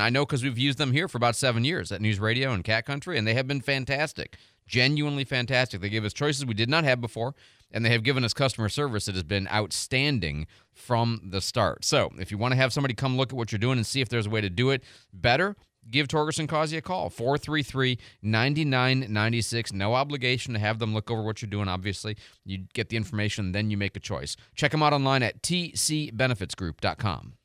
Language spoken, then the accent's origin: English; Chicago, Illinois, United States; also born or lived in Pontiac, Michigan; I was born in Pontiac, so I am. You know from the area. I lived there till I was nine. We moved to Chicago